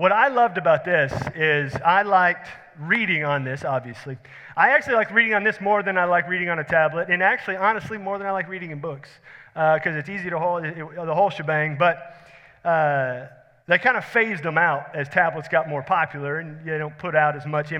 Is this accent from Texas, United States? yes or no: yes; Houston, Texas, United States; We grew up in Houston.